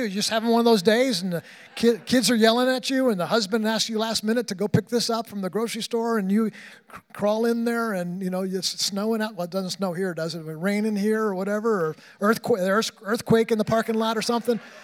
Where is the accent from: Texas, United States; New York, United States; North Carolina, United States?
New York, United States; I grew up in New York